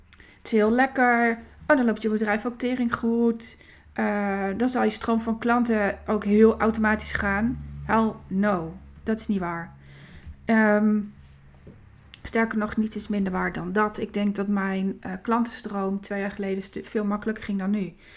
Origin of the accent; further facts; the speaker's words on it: Winterswijk, Gelderland, Netherlands; in het ziekenhuis in Winterswijk